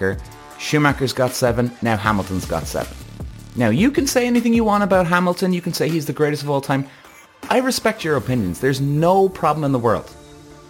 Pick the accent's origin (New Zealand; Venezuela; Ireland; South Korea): Ireland; I'm Irish